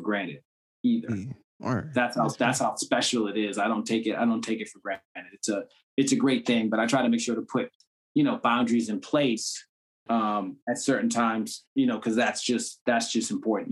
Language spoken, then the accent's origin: English; Cambridge, Massachusetts, United States; I'm from Cambridge